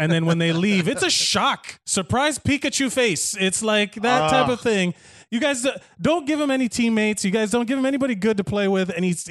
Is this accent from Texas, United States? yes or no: no; Miami, Florida, United States; moved away; I want to talk about my hometown. So we're going to talk about literally everything Miami.